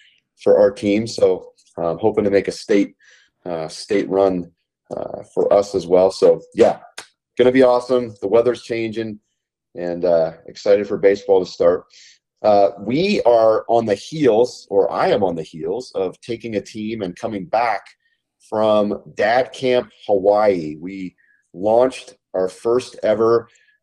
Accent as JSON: {"language": "English", "town": "Kelowna", "region": "British Columbia", "country": "Canada", "tie": "born or raised there", "moved": "yes", "said": "from my hometown in Kelowna, British Columbia, Canada"}